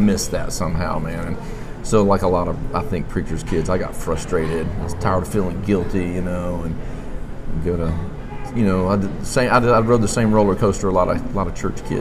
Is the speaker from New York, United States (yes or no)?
no; Montgomery, Alabama, United States; born or raised there; also born or lived in West Palm Beach, Florida / Nashville